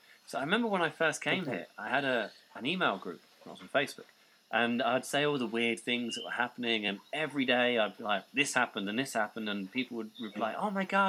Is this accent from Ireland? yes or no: no; Norwich, East of England, United Kingdom; also born or lived in Colchester; But my home team, Norwich, that's where I grew up. So I was born in Colchester, which is why I support them.